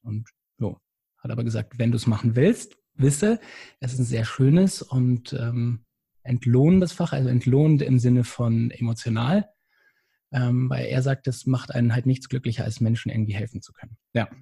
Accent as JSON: {"language": "German", "region": "Bavaria", "country": "Germany", "tie": "born or raised there", "also_born_or_lived": "Munich", "moved": "as an adult", "lives_now": "Hamburg, Germany", "said": "ich komme wie gesagt, aus Bayern. Das ist ein kleines Dorf"}